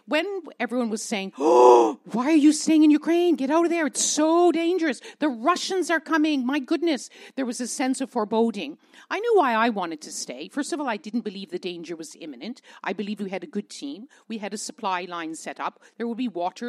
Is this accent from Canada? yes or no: yes; Canada; I'm a Canadian